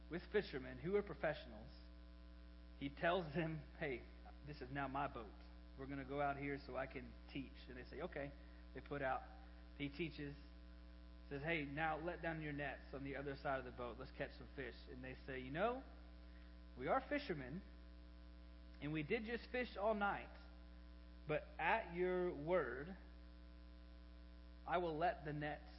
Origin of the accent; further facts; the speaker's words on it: Arlington, Texas, United States; born there; 33 years ago, I was born in Arlington, Texas, right off of I 20.